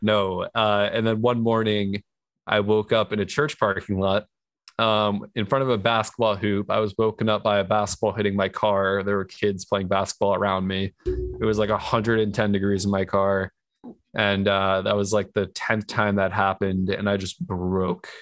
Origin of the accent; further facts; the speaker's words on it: New York, United States; moved away as an adult; now in California, United States; I was born and raised in New York.